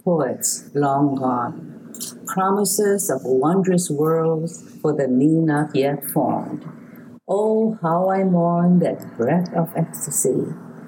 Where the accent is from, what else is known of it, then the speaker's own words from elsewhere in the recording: Kapoho, Hawaii, United States; also born or lived in Michigan; now in Sacramento, United States; I was born in Hawaii, in a very small village on the Big Island. We had no electricity.